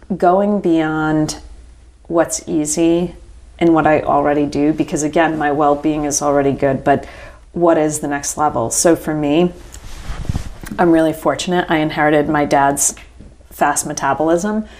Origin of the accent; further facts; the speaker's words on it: Rhode Island, United States; now in Charlotte, United States; I was born in Rhode Island